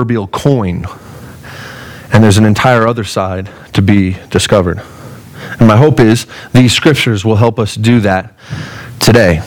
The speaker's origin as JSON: {"language": "English", "country": "United States", "said": "as an American"}